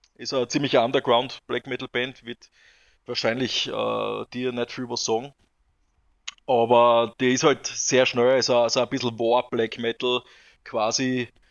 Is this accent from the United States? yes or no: no; southern Styria, Austria; wir kommen zwar alle aus, aus der Steiermark, aber ich bin persönlich äh, im Süden aufgewachsen, also lebe im Süden der Steiermark